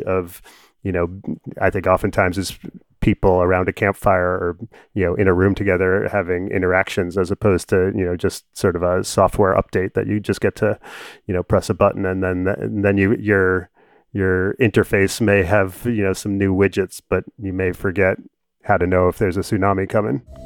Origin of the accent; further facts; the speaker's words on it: New York, United States; I'm a New Yorker